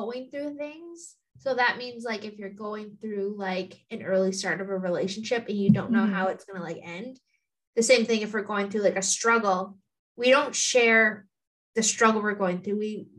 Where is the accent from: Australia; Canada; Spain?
Canada; Thunder Bay, Ontario; I come from Thunder Bay, Ontario, Gull Bay First Nation.